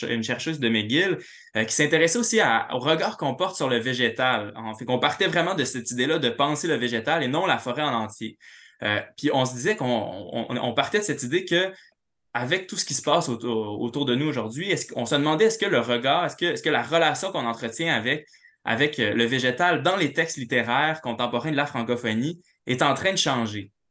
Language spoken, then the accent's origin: French; Quebec City, Quebec, Canada; also born or lived in Montreal; moi, en bon, en bon urbain, là, je viens de Québec, euh, j'ai habité à Montréal.